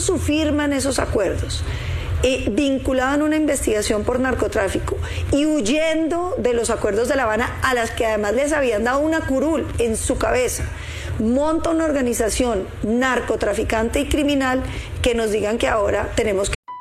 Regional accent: Colombia; como colombiano

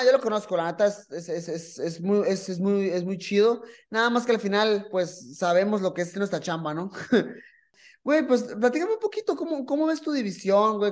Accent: Mexico

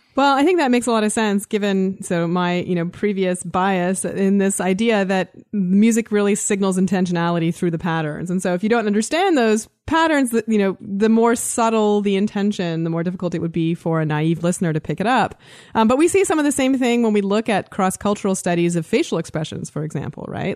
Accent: Canada; I am Canadian.

